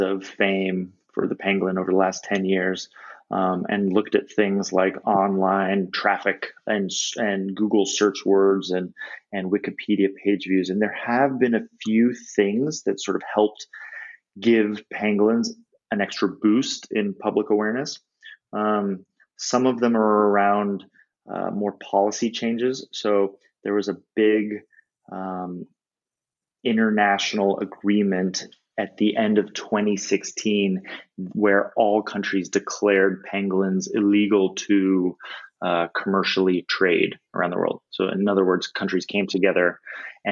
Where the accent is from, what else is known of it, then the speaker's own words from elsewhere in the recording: United States; I'm an American